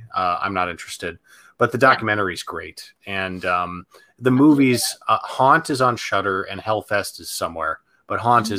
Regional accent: Central Ohio, United States; now in Los Angeles, United States; Where I grew up in Ohio

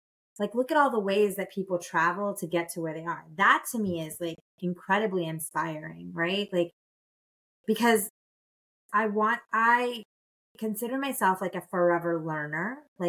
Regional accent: Nebraska, United States; also born or lived in Florida / Illinois / New York; So I was born in Homestead, Florida, on the air base there. It doesn't exist anymore. But Miami-Dade County. And then I lived everywhere. I spent the good majority of my youth living in Nebraska and Illinois

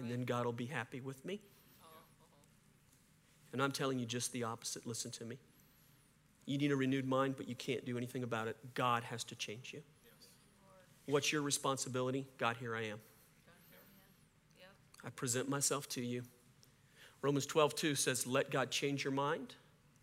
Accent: Cajun, Louisiana, United States; I'm a Cajun

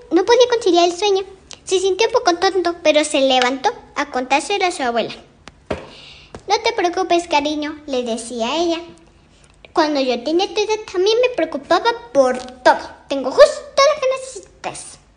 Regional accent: Mexico; Voy en segundo grado. Voy en la escuela Aníbal Ponce. Soy mexicana.

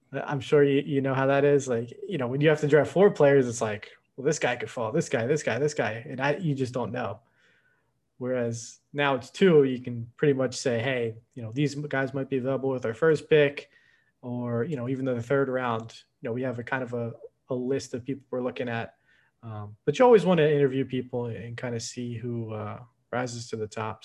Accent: Philadelphia, Pennsylvania, United States; moved away as an adult; now in Washington, D.C., United States; we're from Philadelphia, right outside of Philadelphia.

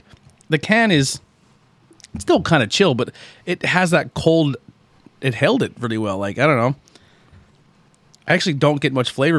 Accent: Pennsylvania, United States; I'm from Pennsylvania

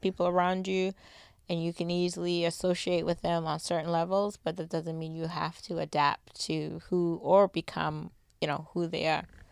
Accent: Boston, Massachusetts, United States; I'm from the East Coast

